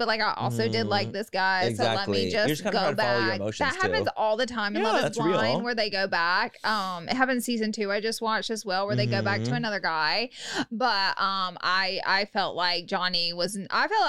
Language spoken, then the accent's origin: English; Alabama, United States; maybe it's because I'm from Alabama